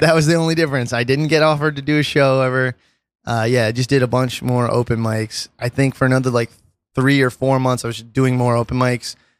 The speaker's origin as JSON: {"language": "English", "town": "New York City", "region": "New York", "country": "United States", "said": "I'm from Brooklyn"}